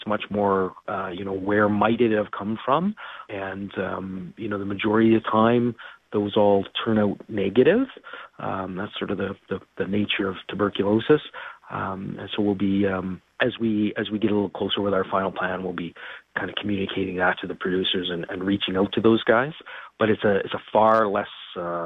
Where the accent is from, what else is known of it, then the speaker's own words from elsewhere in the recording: Winnipeg, Manitoba, Canada; we're all from Winnipeg